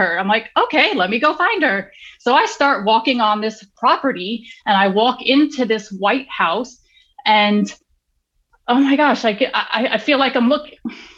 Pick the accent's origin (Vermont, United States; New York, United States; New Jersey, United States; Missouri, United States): New York, United States; New York City; now in Florida, United States; I come from New York City. I come from Queens. I'm a city girl